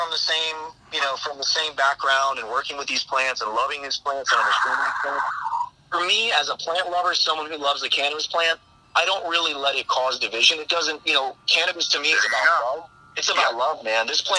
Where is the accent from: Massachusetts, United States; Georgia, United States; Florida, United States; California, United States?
Florida, United States; Palm Beach County; we're both from Palm Beach County